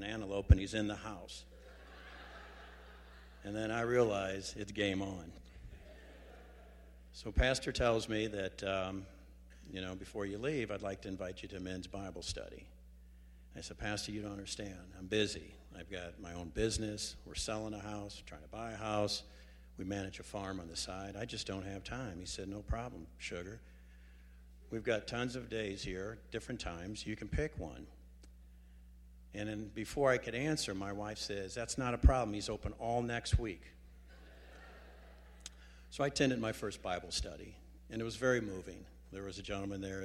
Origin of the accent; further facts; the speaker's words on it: St. Louis, Missouri, United States; I was born and raised here in St. Louis, actually a town in North County